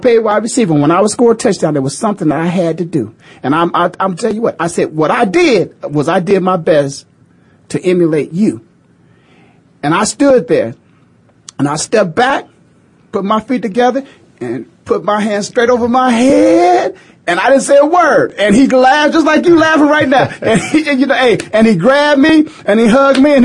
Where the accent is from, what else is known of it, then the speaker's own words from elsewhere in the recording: Canton, Ohio, United States; I'm born and raised in Canton, Ohio